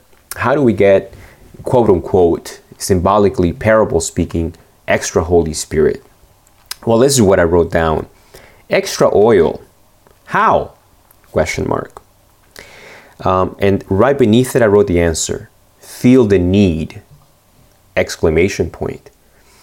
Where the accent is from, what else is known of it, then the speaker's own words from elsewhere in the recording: Argentina; moved away; when I was born in Argentina, Pastor Ariel Barrios is the one that dedicated me